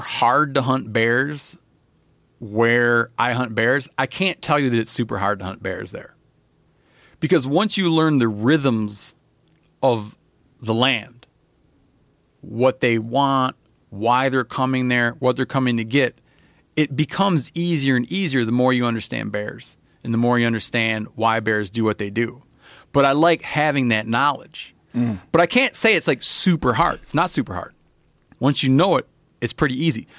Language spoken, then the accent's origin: English; Michigan, United States; moved away; I was brought up in Michigan